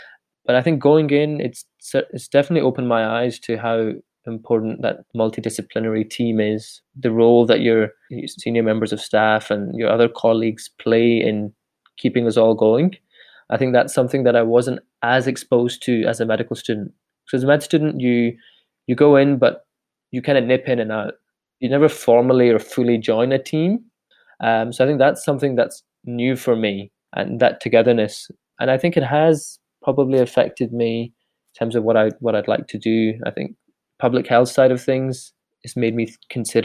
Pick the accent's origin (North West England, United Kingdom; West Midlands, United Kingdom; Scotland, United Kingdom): Scotland, United Kingdom; Glasgow; also born or lived in Edinburgh; I come from Glasgow in the South Side, I was born and raised there